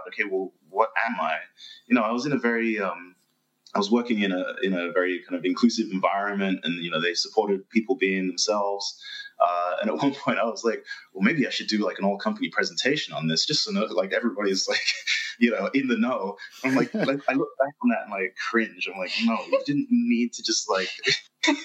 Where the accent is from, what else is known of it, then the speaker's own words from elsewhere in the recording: London, United Kingdom; moved away; I'm originally from London